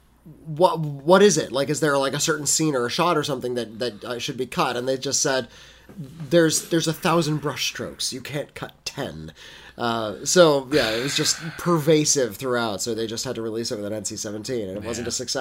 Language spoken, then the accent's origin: English; England, United Kingdom; I'm English